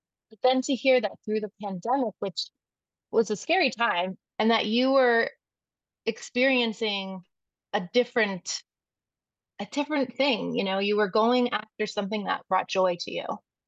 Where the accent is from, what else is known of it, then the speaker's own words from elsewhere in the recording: Northeast, United States; And growing up in the Northeast, like I think of, I'm thinking of tennis